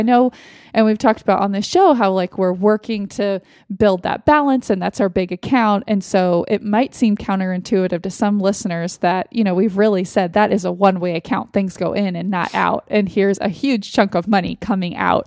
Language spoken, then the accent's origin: English; Austin, Texas, United States; moved away; in Austin, in my hometown.